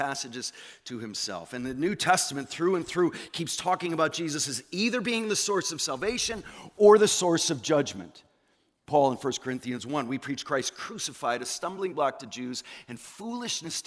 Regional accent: New England, United States; moved away; I come from the land. I come from New England

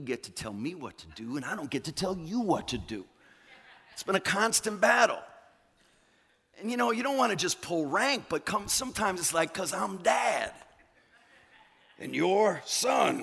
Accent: New England, United States; moved away; I come from the land. I come from New England

